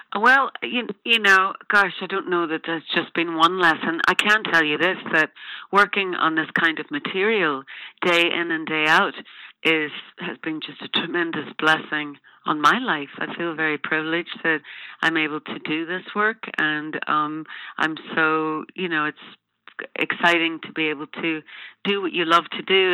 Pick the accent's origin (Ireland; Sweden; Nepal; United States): Ireland; I'm an Irish woman